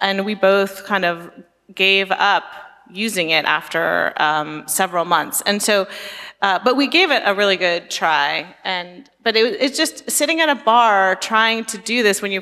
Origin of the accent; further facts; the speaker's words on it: Silicon Valley, California, United States; I grew up in Silicon Valley.